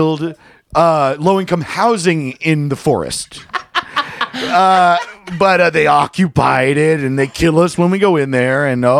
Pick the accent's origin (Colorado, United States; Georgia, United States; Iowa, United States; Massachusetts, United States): Iowa, United States; Iowa City; now in Nottingham, United Kingdom; I grew up in Iowa City, but recently moved outside London. Nottingham. I live in Nottingham now.